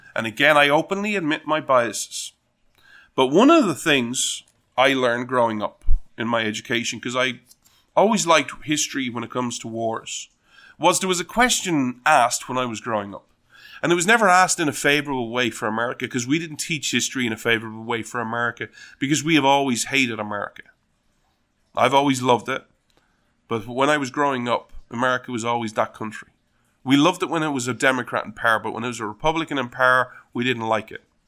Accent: Ireland; being Irish

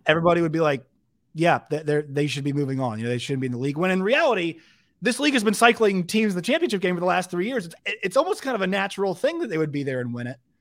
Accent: Virginia, United States; I grew up in Virginia

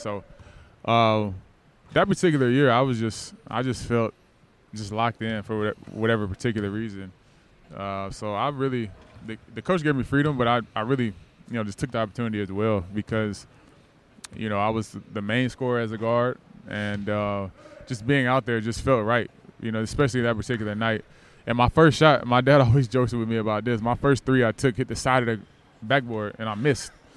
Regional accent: Norcross, Georgia, United States; also born or lived in Nashville, Tennessee; grew up in Norcross, Georgia

